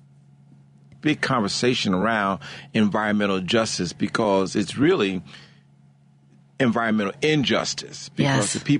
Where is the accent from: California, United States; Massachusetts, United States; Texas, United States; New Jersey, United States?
New Jersey, United States; Newark; moved away as an adult; also born or lived in Atlantic City / Louisiana; now in Chicago, United States; I grew up in Newark, went to school in South Jersey, lived in Atlantic City for quite a few years